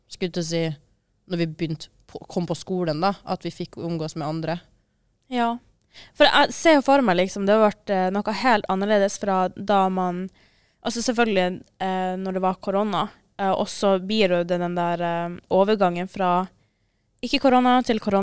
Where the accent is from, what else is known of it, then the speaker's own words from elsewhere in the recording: Asker, Akershus, Norway; moved away as an adult; now in Trondheim, Norway; Jeg er fra Asker.